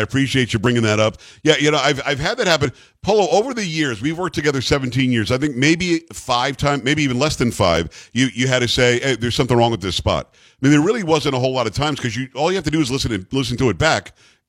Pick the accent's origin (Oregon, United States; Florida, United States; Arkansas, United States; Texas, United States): Florida, United States; South; moved away; I grew up in South Florida, where my mom still lives, and I still go back there often.